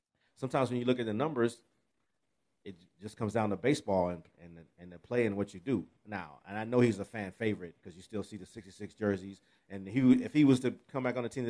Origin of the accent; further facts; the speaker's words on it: Pasadena, California, United States; I grew up in Pasadena and in L.A. area